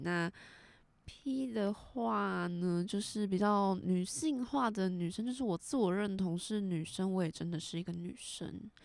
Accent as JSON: {"language": "Chinese", "region": "southern Taiwan", "country": "Taiwan", "said": "我们是南部人，所以可能会带一点台语"}